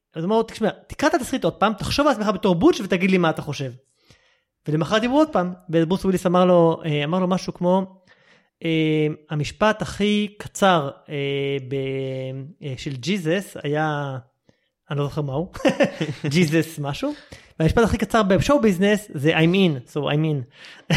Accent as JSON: {"language": "Hebrew", "country": "Israel", "said": "אנחנו בתור ישראלים"}